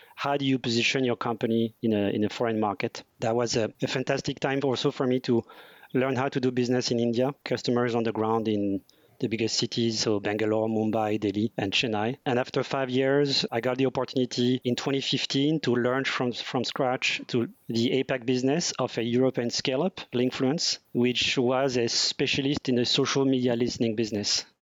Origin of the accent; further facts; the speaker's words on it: France; moved away as an adult; now in Asia; I'm French. I was born and raised in France in a multicultural family.